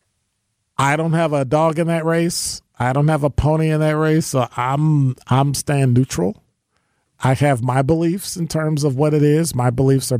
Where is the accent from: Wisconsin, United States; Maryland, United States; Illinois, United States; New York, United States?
Illinois, United States; Chicago; now in Milwaukee, United States; I was born in Chicago